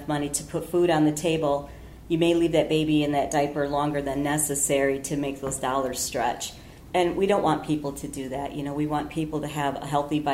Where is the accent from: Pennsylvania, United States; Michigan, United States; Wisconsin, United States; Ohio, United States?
Wisconsin, United States; Beloit; moved away as an adult; now in Wausau, United States; born and raised in Beloit, Wisconsin, and I've been here in Wausau a year and a half